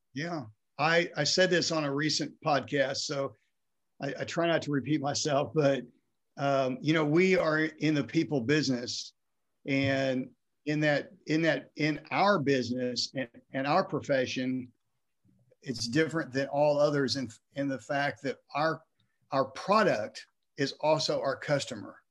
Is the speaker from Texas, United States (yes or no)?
yes; Texas, United States; also born or lived in Ohio; I was born in Ohio, even though I've grown was grown uh, raised in Texas